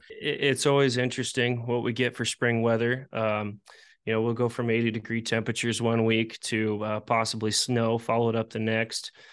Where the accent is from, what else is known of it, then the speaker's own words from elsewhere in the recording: Iowa, United States; I'm from Iowa